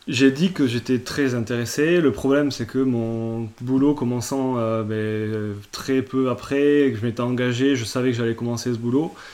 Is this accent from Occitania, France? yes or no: yes; Toulouse, Occitania, France; also born or lived in Reims / Paris; alors au départ, moi je bossais à Paris, euh, donc j'étais parti de Toulouse, j'avais fait une école de commerce à Reims et je suis parti bosser à Paris en tant que consultant financier.